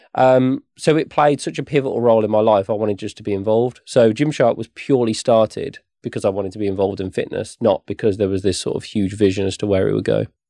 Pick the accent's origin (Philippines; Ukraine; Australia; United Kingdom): United Kingdom; West Midlands; I grew up here in the West Midlands, not far from where the office is now.